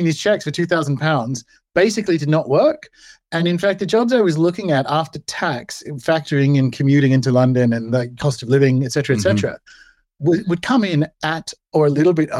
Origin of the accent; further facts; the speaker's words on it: Australia; born and raised in Australia